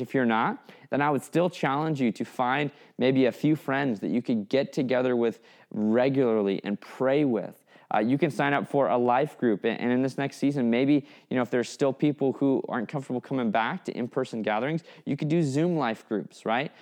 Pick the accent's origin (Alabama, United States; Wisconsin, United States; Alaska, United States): Alaska, United States; Fairbanks; I grew up in Fairbanks, Alaska, which is hundreds of miles from the nearest shore